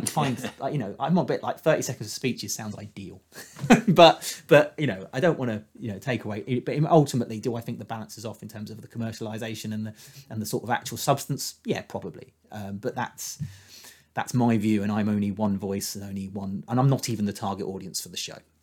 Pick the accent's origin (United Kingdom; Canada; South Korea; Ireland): United Kingdom; as a Brit